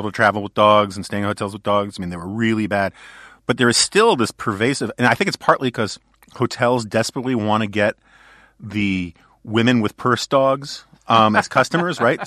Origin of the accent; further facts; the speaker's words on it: New York City, New York, United States; I grew up in New York, we both grew up in New York City